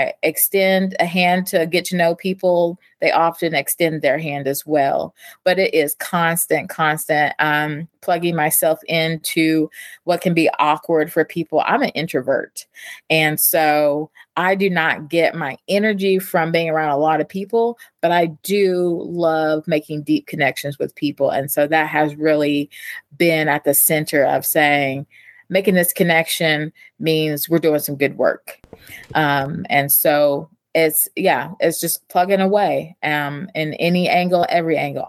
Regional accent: East Tennessee, United States; now in Kentucky, United States; I'm Appalachian. I grew up in East Tennessee, and I come from the volunteer state

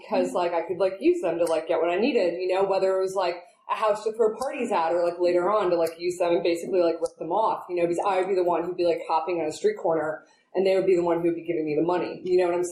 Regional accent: New York City, New York, United States; now in Oakland, United States; I'm originally from New York City. I was born and raised in Manhattan

